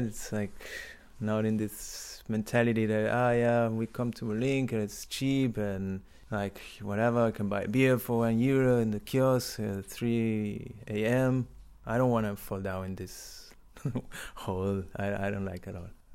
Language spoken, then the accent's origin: English; Buenos Aires, Argentina; English is a second language; moved away as an adult; now in Berlin, Germany; I'm from Argentina, from Buenos Aires